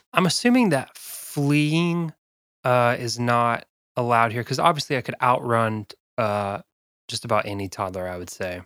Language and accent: English; South Dakota, United States; now in Kentucky, United States; I'm from South Dakota originally